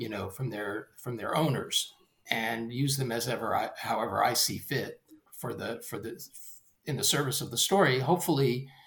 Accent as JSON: {"language": "English", "region": "the South", "country": "United States", "said": "I'm from the South myself"}